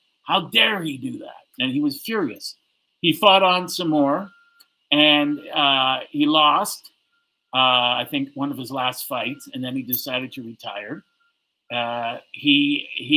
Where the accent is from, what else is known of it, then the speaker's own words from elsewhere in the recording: Toronto, Ontario, Canada; I said I was from Toronto